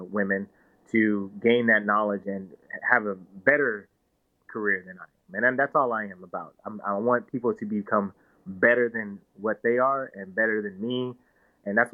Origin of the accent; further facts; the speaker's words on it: Victorville, California, United States; now in San Antonio, United States; I'm a kid from Southern California, Victorville, California, to be exact